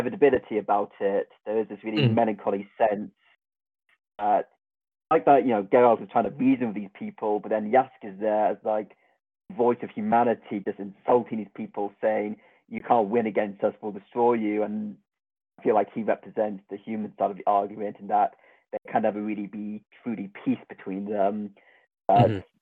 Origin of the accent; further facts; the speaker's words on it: Devon, South West England, United Kingdom; I'm from Devon.